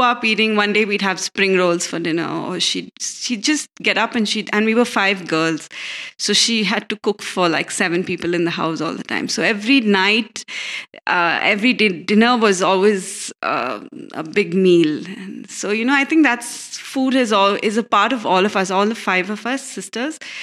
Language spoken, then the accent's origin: English; Bangalore, Karnataka, India; We were born here in Bangalore, all of us.